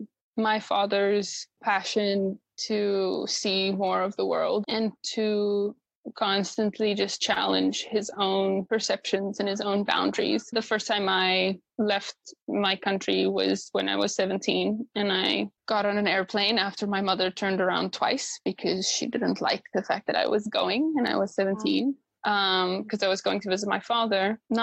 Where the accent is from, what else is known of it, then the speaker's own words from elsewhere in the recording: South Africa; I was born in the same year South Africa became a democracy.